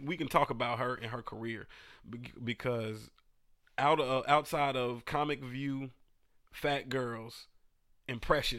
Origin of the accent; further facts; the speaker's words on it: Atlanta, Georgia, United States; I'm from Atlanta.